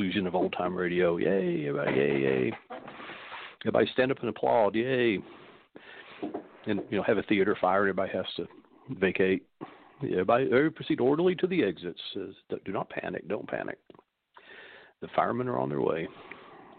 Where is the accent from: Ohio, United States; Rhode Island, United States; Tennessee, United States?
Tennessee, United States; Knoxville; being born a Southerner in my particular family